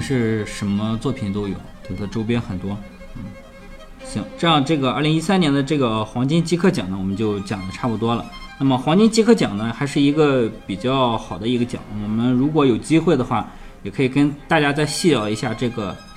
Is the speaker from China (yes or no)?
yes; China; 我们中国人习惯从春天开始